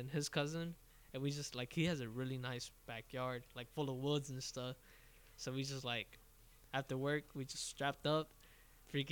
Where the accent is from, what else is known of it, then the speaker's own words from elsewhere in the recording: Florida, United States; I'm a beaner from Florida